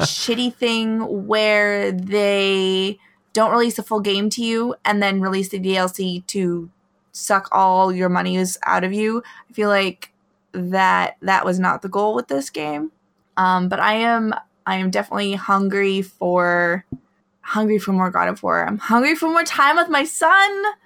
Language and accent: English; Alaska, United States; moved away; I grew up in Alaska